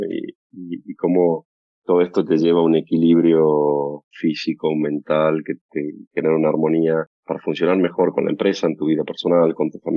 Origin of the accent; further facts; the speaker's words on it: Tucumán, Argentina; moved away; Yo cuando me vine de Tucumán en ese momento teníamos